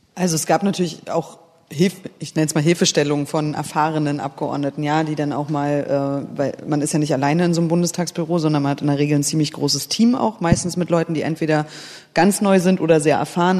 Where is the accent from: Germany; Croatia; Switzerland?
Germany; Berlin; also born or lived in Kiel; ich bin in der DDR geboren, ähm, aufgewachsen kann man ja nicht mehr sagen, also ne, 84 äh, geboren. Das heißt, ich habe vor allen Dingen die Zeit, äh, die sehr politische Zeit in Ostberlin, ja, ich habe in Lichtenberg gewohnt